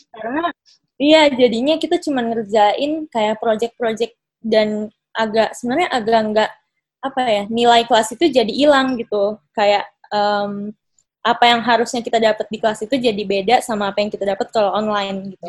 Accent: Makassar, South Sulawesi, Indonesia; sekarang kan di kota aku, kebetulan pas sekarang lagi di Makassar

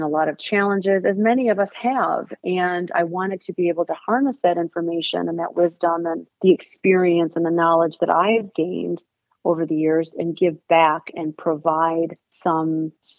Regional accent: Saginaw, Michigan, United States; now in Clarkston, United States; I'm from Saginaw, Michigan, which is a small town.

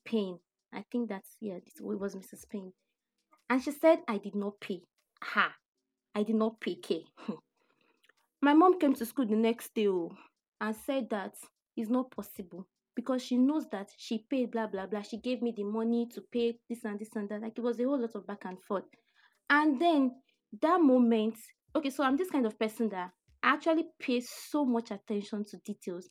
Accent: Abeokuta, Ogun State, Nigeria; I grew up in Abeokuta here

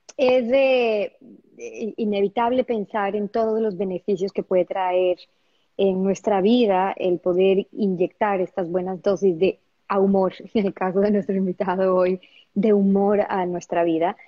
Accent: Ecuador; yo soy ecuatoriana

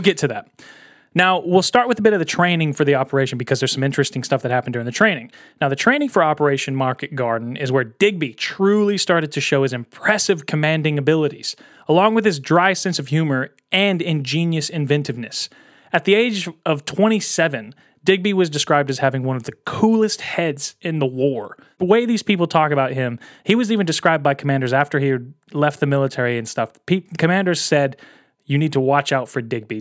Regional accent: United States; as an American

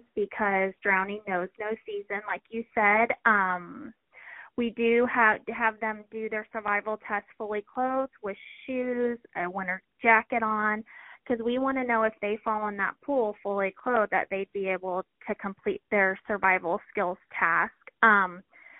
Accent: Florida, United States; now in Springfield, United States; I grew up in Florida, so we lived on the water

